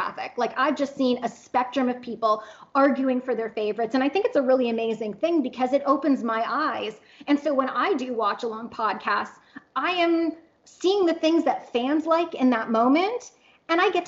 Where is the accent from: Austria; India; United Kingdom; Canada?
Canada; now in Oklahoma, United States; I'm Canadian, so my family's 2,000 kilometers away